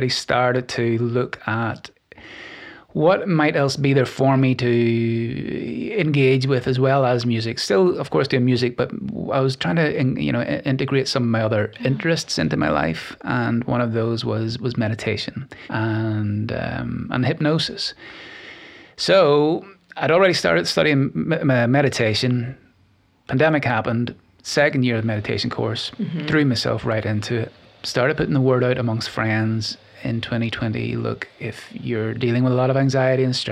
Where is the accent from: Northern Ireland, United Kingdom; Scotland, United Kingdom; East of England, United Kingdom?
Northern Ireland, United Kingdom; Glenarm; moved away as an adult; now in Nashville, United States; I come from a little village called Glenarm in the north of Ireland. It's about 30 miles north of Belfast. I grew up there and loved it.